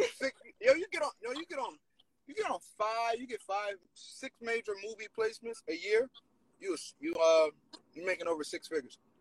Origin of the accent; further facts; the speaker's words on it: Penns Grove, New Jersey, United States; I am from Penns Grove, New Jersey, probably like one of the smallest towns in Jersey